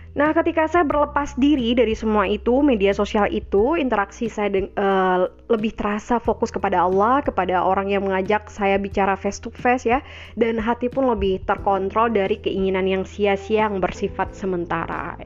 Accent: Minangkabau, West Sumatra, Indonesia; di Minangkabau, di tanah kelahiran saya, kampung halaman saya

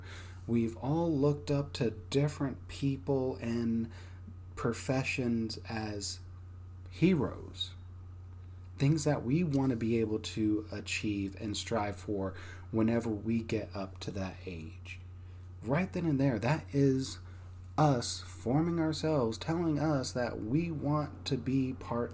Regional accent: Texas, United States; my part of Texas was pretty rough

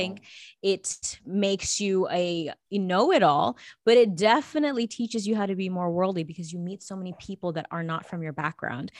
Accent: Los Angeles, California, United States; also born or lived in New Delhi, India; I was born in New Delhi and I immigrated in Los Angeles when I was about two and a half, three years old

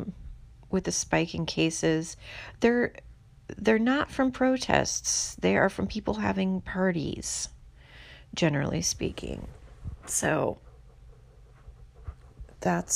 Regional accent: Houston, Texas, United States; now in San Francisco, United States; Harris County is the county that I'm from in Houston

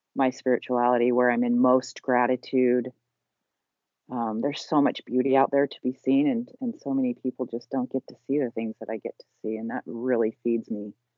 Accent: Salt Lake City, Utah, United States; I was raised in Salt Lake City, Utah

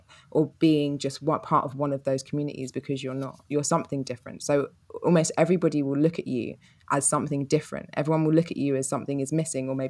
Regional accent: London, United Kingdom; I was brought up in Peckham in London.

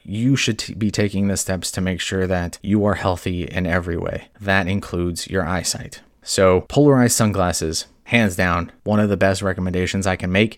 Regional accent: California, United States; also born or lived in Hawaii; growing up in California and Hawaii

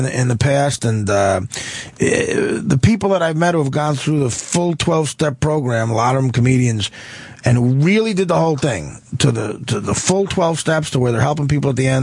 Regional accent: Newark, New Jersey, United States; I was born in Newark, and I grew up 2 miles outside of Newark, right by Newark Airport

